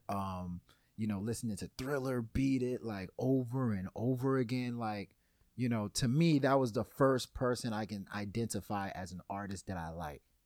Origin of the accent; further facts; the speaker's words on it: Louisiana, United States; I was born in Louisiana